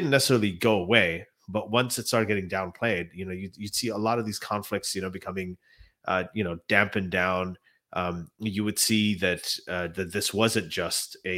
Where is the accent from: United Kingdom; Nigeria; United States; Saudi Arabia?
Saudi Arabia; I grew up in Saudi Arabia